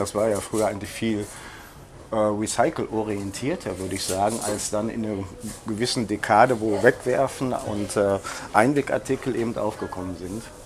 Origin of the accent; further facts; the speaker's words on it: Germany; now in Berlin, Germany; der Stadtteil wo ich aufgewachsen bin, heißt Berliner Viertel.